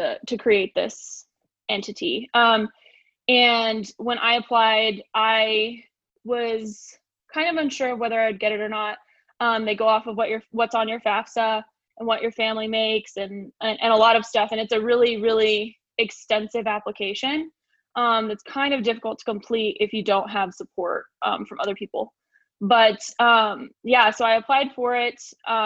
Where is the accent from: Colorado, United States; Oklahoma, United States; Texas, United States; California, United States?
Colorado, United States; Lamar; also born or lived in Denver, Colorado; I'm from Lamar, Colorado, which is the same area that Madison's from. I was born and raised here